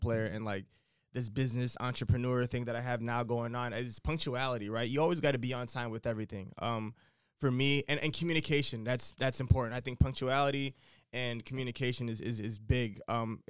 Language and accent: English; United States; moved away as an adult; I'm the American